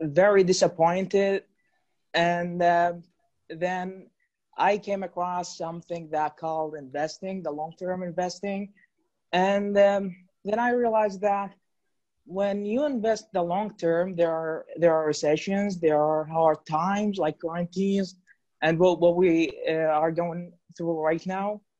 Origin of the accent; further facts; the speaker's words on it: Iraq; I'm from Iraq